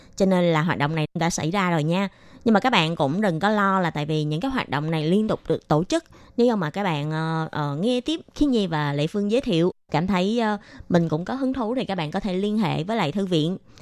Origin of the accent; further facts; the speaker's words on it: Vietnam; moved away; hồi nhỏ là ở Việt Nam